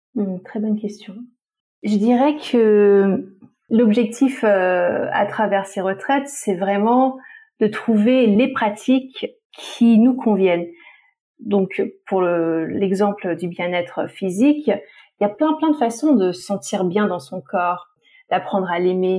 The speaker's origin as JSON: {"language": "French", "country": "French Polynesia", "tie": "born or raised there", "moved": "yes", "said": "j'ai grandi à Tahiti"}